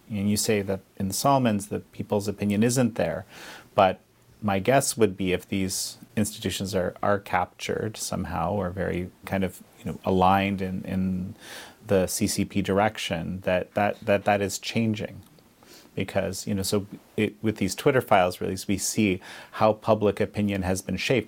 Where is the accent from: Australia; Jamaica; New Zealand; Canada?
Canada; we're both Canadian